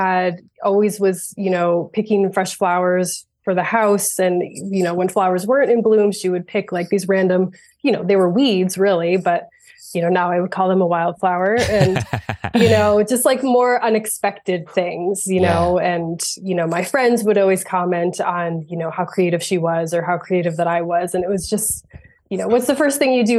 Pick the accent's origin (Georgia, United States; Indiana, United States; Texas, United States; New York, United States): New York, United States; Finger Lakes region of; also born or lived in Vermont; we had a lot of waterfalls around the area where I grew up in the Finger Lakes region of New York.